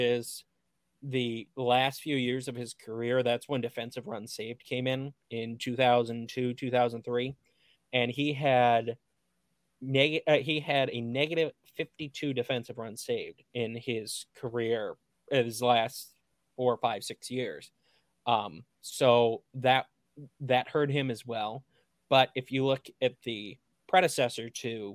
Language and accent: English; Cleveland media market, Ohio, United States; growing up in the Cleveland media market, growing up a fan of the then named Cleveland Indians